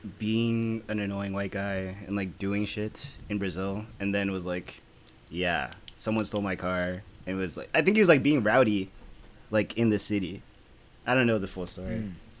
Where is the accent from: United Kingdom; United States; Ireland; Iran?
United Kingdom; I'm British.